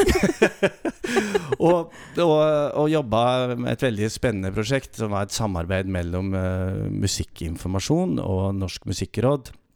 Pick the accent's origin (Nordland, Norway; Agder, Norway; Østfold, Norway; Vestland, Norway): Nordland, Norway; Glomfjord; moved away; min mor hjemme i Nord-Norge, i Glomfjord